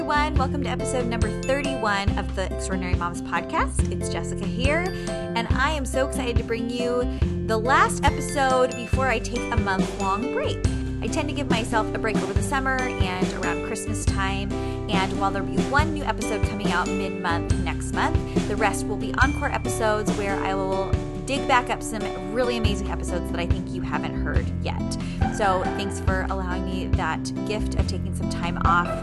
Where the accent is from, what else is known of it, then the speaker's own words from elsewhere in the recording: San Diego, California, United States; moved away as an adult; I'm from San Diego, and I went to school in San Diego for college. And so until I was 23 and got married, I never lived anywhere essentially but Southern California